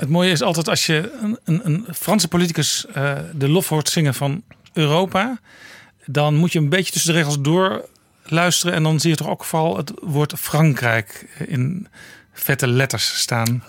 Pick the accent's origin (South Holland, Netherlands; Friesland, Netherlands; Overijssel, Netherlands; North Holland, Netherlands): North Holland, Netherlands; Amsterdam; ik als Amsterdammer